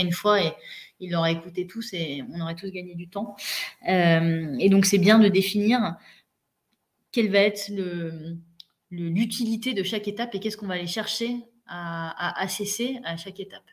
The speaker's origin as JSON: {"language": "French", "town": "Mandelieu-la-Napoule", "region": "Provence-Alpes-Côte d'Azur", "country": "France", "tie": "born or raised there", "also_born_or_lived": "Paris / Lille / Spain / Casablanca", "moved": "as an adult", "said": "je suis née à Paris, j'ai fait 0-10 ans à Paris et je suis dans le sud de la France à 10 ans, mes parents ont déménagé là-bas. Je me suis retrouvée à Mandelieu-la-Napoule"}